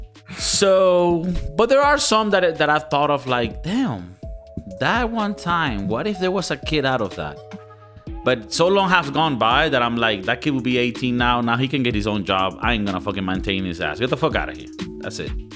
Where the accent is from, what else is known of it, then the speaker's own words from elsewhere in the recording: Venezuela; moved away; I come from Venezuela